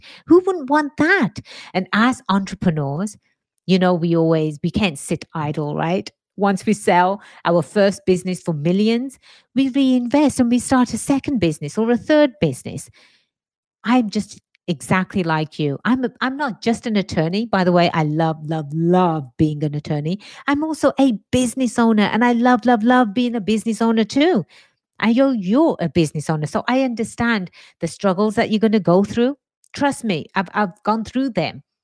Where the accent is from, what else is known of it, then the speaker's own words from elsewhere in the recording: England, United Kingdom; moved away as an adult; now in United States; born and raised in England, migrated to the States about 23 years or so ago. America is my home now